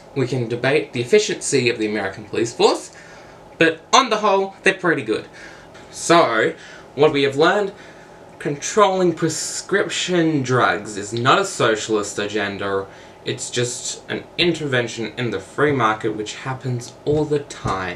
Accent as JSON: {"language": "English", "country": "Australia", "said": "I am from Australia"}